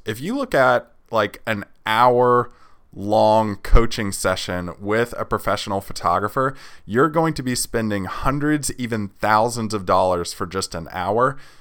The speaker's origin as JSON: {"language": "English", "town": "Nashville", "region": "Tennessee", "country": "United States", "tie": "born or raised there", "said": "Nashville. That's my hometown where I'm from."}